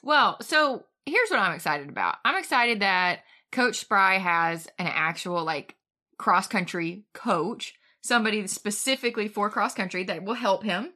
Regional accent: near Huntsville, Alabama, United States; it's right near my hometown

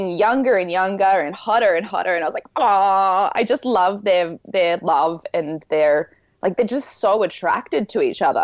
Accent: Australia; I'm from Australia.

